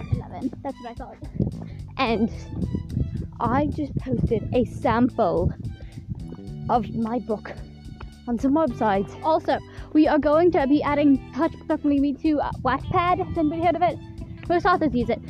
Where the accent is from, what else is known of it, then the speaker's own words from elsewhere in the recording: England, United Kingdom; moved away; I, I grew up in England. I came here from England.